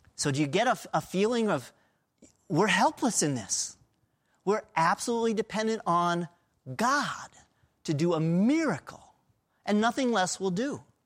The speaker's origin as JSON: {"language": "English", "region": "Pennsylvania", "country": "United States", "tie": "born or raised there", "said": "I was born in Pennsylvania."}